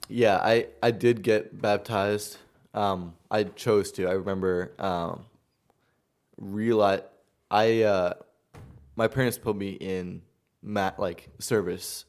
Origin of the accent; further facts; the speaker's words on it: Long Island, New York, United States; moved away; also born or lived in Queens; I grew up in Long Island